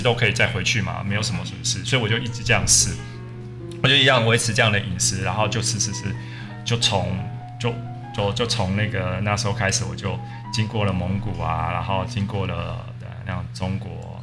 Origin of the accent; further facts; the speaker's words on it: Taiwan; moved away; also born or lived in Russia / Australia; 我就算是回到台湾，我也很少去吃外食